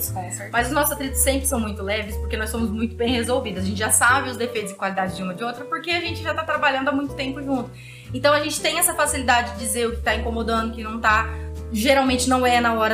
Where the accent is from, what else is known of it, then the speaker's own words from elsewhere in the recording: Cianorte, Paraná, Brazil; moved away as an adult; tenho um escritório de engenharia em Cianorte. E já trabalhei fora, já trabalhei construindo plataforma de petróleo, em outras cidades. Vim para Norte, voltei para minha cidade natal e ancorei